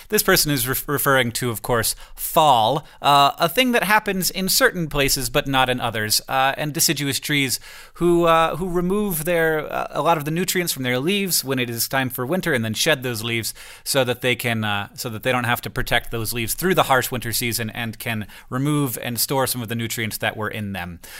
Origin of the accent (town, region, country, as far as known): Florida, United States; born or raised there; moved away